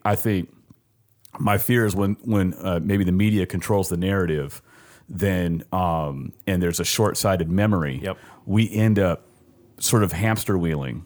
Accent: Los Angeles, California, United States; moved away as an adult; also born or lived in Sacramento, California; now in Richmond, United States; I grew up in Southern California

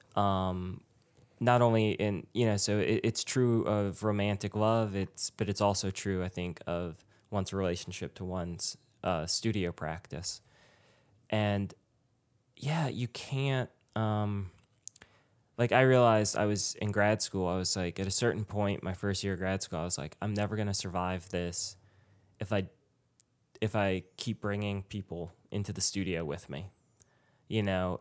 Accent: Richmond, Virginia, United States; moved away; also born or lived in New York; I grew up in Richmond

